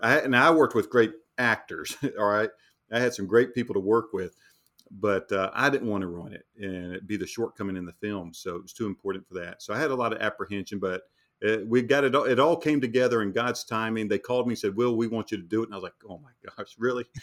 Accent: North Carolina, United States; we're from North Carolina

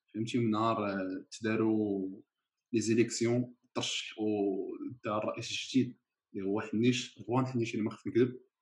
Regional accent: Marrakesh, Marrakesh-Safi, Morocco; حنا مراكشي

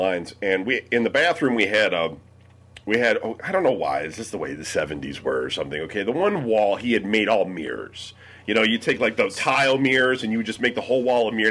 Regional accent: Michigan, United States; when Brian and I were kids growing up in Michigan

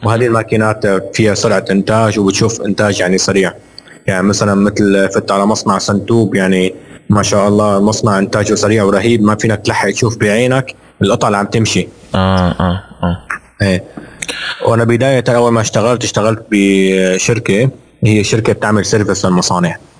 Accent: Syria; moved away as an adult; now in Jeddah, Saudi Arabia; ودارس بسوريا، انا من يعني انا سوري ولدان بسوريا

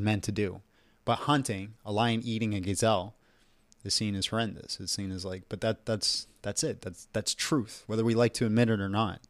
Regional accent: Canada; I'm Canadian, and my ancestors are Greek.

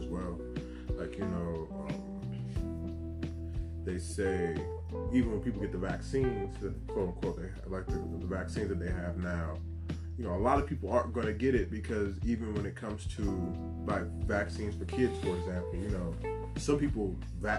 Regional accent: the South, United States; I grew up in the South

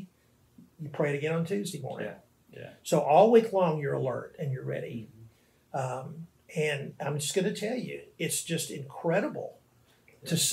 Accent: Arkansas, United States; moved away as an adult; now in New Orleans, United States; I'm from Arkansas, but I've lived here in this city for 15 years.

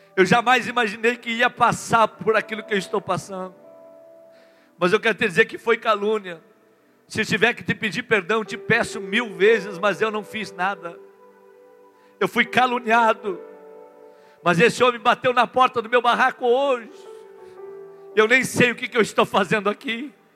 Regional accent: Rio Grande do Sul, Brazil; Eu sou lá do Rio Grande do Sul. Eu tenho o hábito do chimarrão

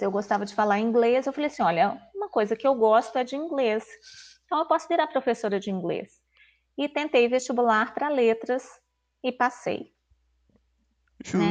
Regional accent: Belo Horizonte, Minas Gerais, Brazil; eu sou aqui de Belo Horizonte mesmo, né, natural da cidade

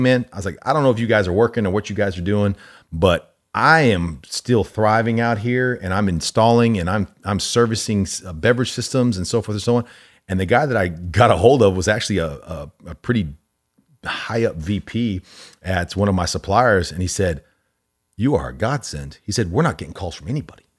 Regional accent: Allen, Texas, United States; also born or lived in Omaha, Nebraska; I grew up in Allen

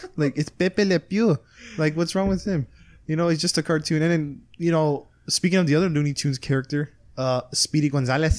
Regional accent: Texas, United States; we're from Texas

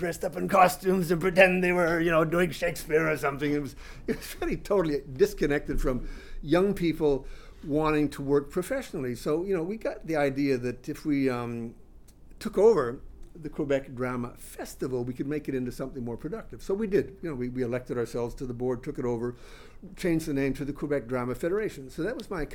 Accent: Australia; moved away as an adult; also born or lived in Canada; now in Montreal, Canada; I grew up in Australia, actually. I mean, I was born in Canada, but my family moved there when I started high school

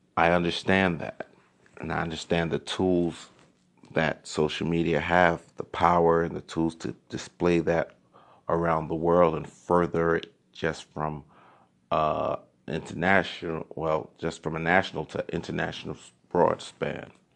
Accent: New York City, New York, United States; growing up in Crown Heights

